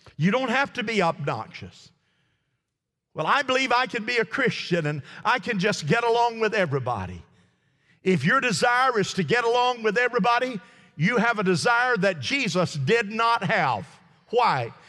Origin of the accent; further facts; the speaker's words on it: United States; me as an American